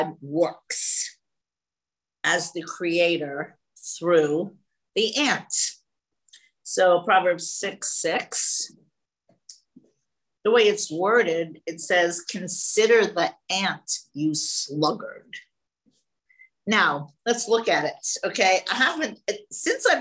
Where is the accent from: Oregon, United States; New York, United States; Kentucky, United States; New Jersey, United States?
New York, United States; New York City; now in California, United States; before I moved to California in 1976, I never saw anything grow on a tree. I was from the Bronx